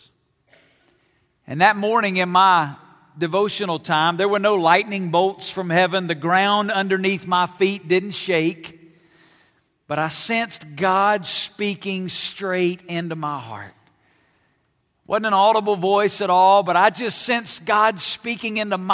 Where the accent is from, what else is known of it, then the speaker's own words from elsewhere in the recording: Alabama, United States; moved away as an adult; now in Las Vegas, United States; I grew up in Alabama